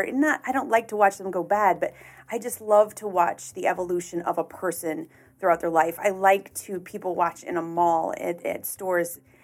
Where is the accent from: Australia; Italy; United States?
United States; Chicago, Illinois; moved away as an adult; now in St. Louis, United States; I was born and raised in the Chicagoland area. Lived there for the first 30 years of my life.